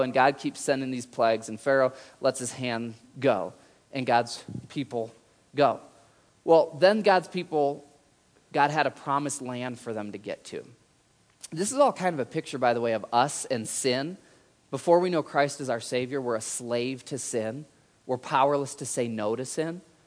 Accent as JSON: {"language": "English", "region": "Michigan", "country": "United States", "tie": "born or raised there", "said": "I grew up in Michigan"}